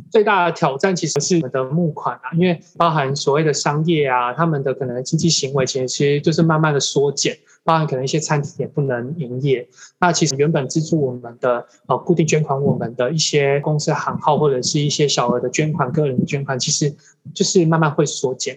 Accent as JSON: {"language": "Chinese", "region": "Taichung", "country": "Taiwan", "tie": "born or raised there", "also_born_or_lived": "Jianshi, Hsinchu County", "moved": "yes", "said": "可能因为我在台中长大"}